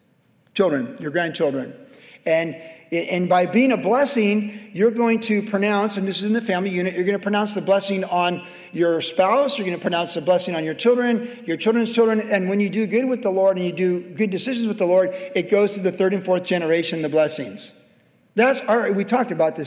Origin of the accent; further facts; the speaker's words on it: Cleveland, Ohio, United States; now in Carlsbad, United States; I grew up cheering for the Browns because I was from Cleveland